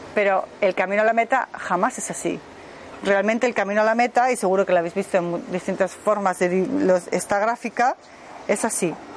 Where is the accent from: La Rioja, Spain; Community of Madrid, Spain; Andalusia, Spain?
Community of Madrid, Spain; Madrid; moved away as an adult; now in Germany; Soy de Madrid, pero vivo hace 25 años en Alemania